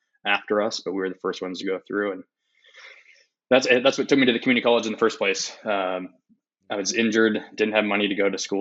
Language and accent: English; Spokane, Washington, United States; also born or lived in Eugene, Oregon; live in Spokane, basically born and raised in Spokane.